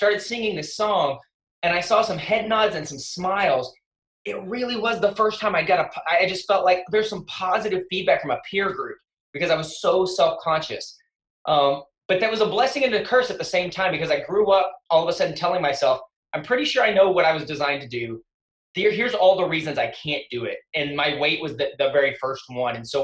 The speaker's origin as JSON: {"language": "English", "region": "West Texas", "country": "United States", "tie": "born or raised there", "said": "I grew up in West Texas"}